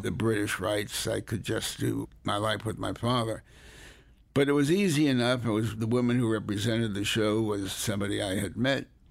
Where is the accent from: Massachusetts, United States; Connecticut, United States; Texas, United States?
Connecticut, United States; Hartford; also born or lived in New Haven, Connecticut; raised largely in Hartford